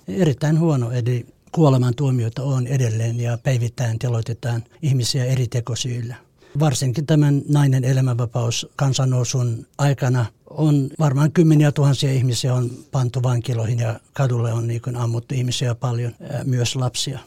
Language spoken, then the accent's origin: Finnish; Eastern Kurdistan, Iran; Finnish is a second language; moved away as an adult; also born or lived in Helsinki, Finland / Jyväskylä, Finland; now in Vantaa, Finland; Mä tulin Suomeen kiintiöpakolaisena Turkin kautta Kurdistanista, Itä-Kurdistanista